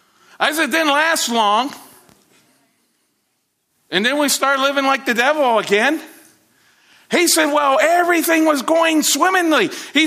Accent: Côte d’Ivoire; My wife and I served in Ivory Coast for a number of years. And in growing up in Ivory Coast

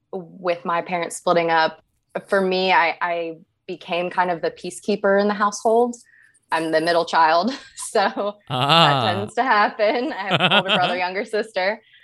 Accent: Northern Virginia, United States; moved away as an adult; also born or lived in Morgantown, West Virginia / Tampa, Florida / Kentucky; I was born in Morgantown, West Virginia. But I didn't really spend any time there growing up. My family moved to Northern Virginia, right outside of Washington, D.C.

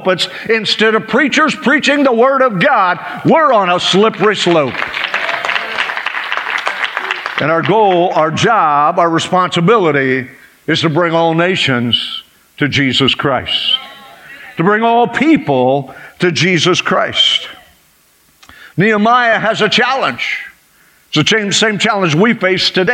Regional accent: United States; I was born here

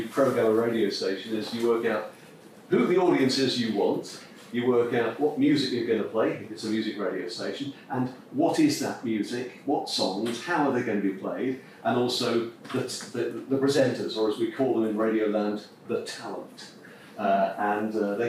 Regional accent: Nottingham, East Midlands, United Kingdom; I come from Nottingham

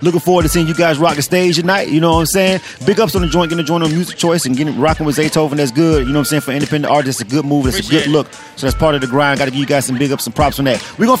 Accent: Florida, United States; now in Atlanta, United States; I'm not born and raised here, but I've been for 20 years, and pretty much Clayco is where I reside. I'm from Florida.

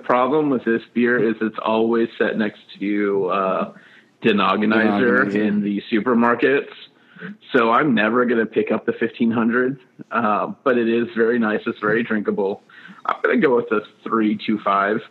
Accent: Oakdale, United States; I'm from Oakdale.

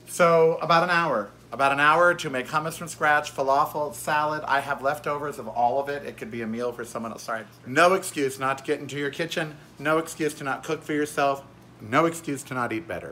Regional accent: Miami Beach, Florida, United States; I was born in Miami Beach

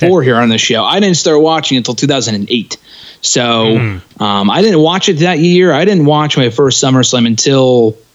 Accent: Connecticut, United States; I'm from Connecticut

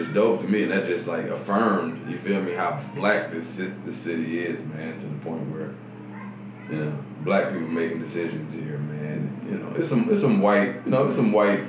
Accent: Atlanta, Georgia, United States; I'm from Atlanta, man. Straight. I ain't no Grady baby, but I've been here for 30 years now

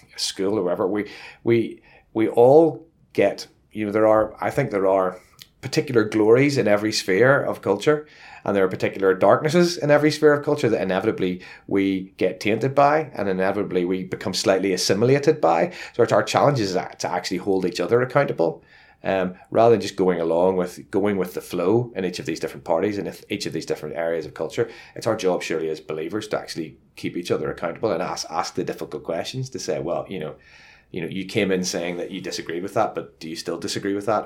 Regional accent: Northern Ireland, United Kingdom; moved away; also born or lived in Luton; I come from Northern Ireland

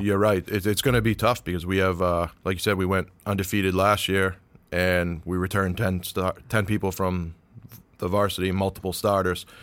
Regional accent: Peabody, Massachusetts, United States; I grew up in the North Shore. I grew up in Peabody

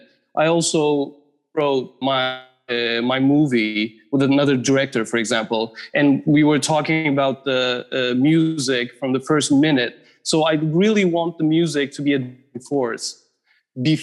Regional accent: Istanbul, Turkey; moved away as an adult; also born or lived in New York; now in Los Angeles, United States; I grew up in Istanbul. I lived in New York for 7 years and I moved to LA 6 years ago.

